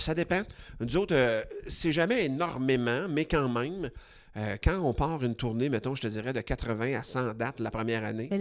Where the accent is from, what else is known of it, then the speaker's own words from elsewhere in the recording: Quebec, Canada; on est québécois